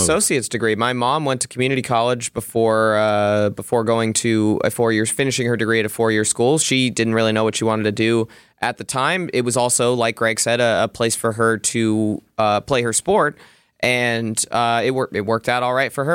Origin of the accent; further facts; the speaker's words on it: San Francisco, California, United States; moved away as an adult; now in Milwaukee, United States; I grew up in San Francisco